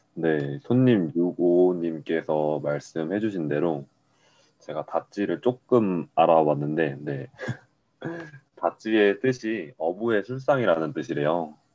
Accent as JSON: {"language": "Korean", "region": "Daegu", "country": "South Korea", "tie": "born or raised there", "said": "저 서울 태생이 아니고요. 네. 네, 저 대구가 고향이에요."}